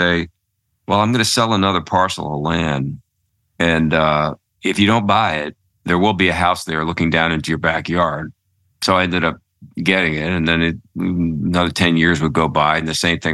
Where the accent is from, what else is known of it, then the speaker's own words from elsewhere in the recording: Philadelphia, Pennsylvania, United States; moved away; also born or lived in New York / Connecticut; I'm a city kid. I grew up in Philadelphia